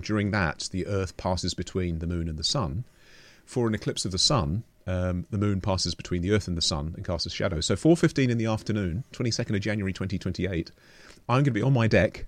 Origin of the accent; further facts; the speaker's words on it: London, United Kingdom; moved away as an adult; also born or lived in Oxford, United Kingdom; now in Portobello, New Zealand; I grew up in London